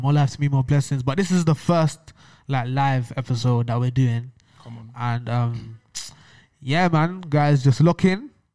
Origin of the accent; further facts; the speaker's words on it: London, United Kingdom; growing up in London